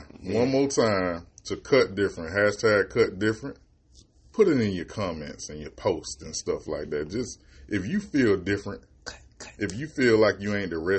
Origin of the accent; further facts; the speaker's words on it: Jacksonville, Florida, United States; now in Georgia, United States; I'm from Duval.